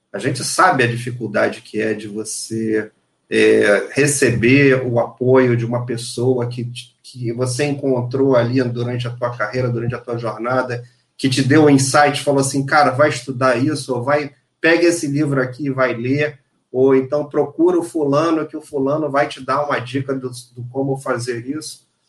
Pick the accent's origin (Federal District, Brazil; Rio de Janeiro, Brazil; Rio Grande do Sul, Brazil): Rio de Janeiro, Brazil; Sou carioca, segundo lugar, sou profissional da indústria